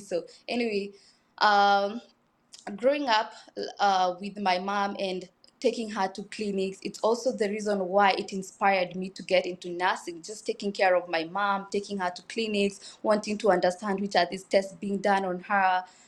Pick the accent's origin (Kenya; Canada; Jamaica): Kenya; I was born in Kenya in a small village, uh, called Kari and Dusi. I am rudely, usually very proud of where I've come from.